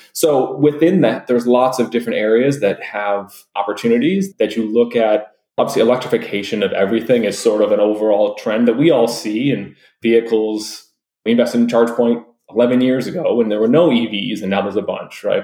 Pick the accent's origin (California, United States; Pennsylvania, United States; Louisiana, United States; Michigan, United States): Michigan, United States; Detroit; I'm originally from Detroit